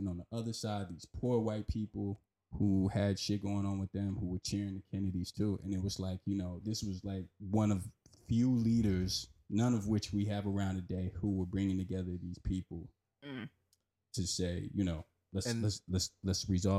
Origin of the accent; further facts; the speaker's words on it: North Carolina, United States; I told him I was from North Carolina.